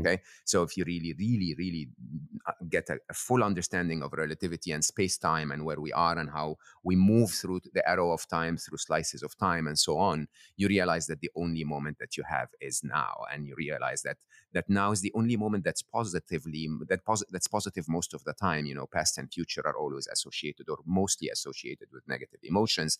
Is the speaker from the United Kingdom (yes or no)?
no; Egypt; I'm born and raised in Egypt